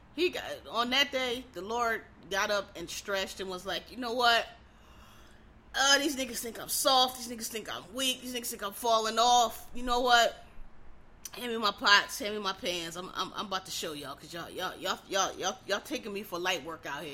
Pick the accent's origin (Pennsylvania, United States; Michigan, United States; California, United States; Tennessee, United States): Pennsylvania, United States; Philadelphia; I was from Philly.